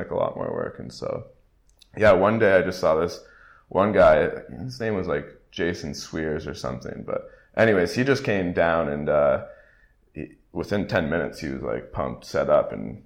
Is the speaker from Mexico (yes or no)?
no; Great Lakes area, Canada; moved away; I grew up in the Great Lakes area in Canada